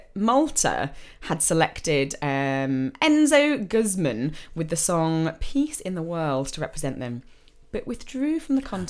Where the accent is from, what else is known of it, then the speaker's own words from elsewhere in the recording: England, United Kingdom; we're English and we can't speak other languages